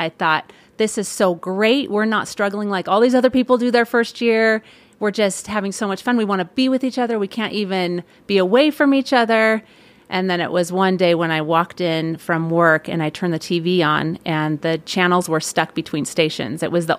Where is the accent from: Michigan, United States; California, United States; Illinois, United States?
California, United States; I grew up in Northern California in the Bay Area. Lived there my whole growing up years, graduated from high school, and then ended up at Ricks College.